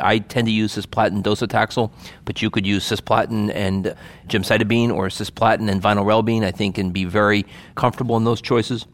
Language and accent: English; Hackensack, New Jersey, United States; I grew up in Hack and Sack, so that's what I say